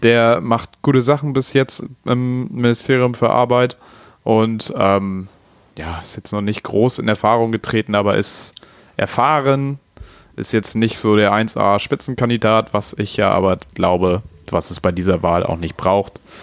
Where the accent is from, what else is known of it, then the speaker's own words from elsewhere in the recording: Hamburg, Germany; bei mir oder bei uns in Hamburg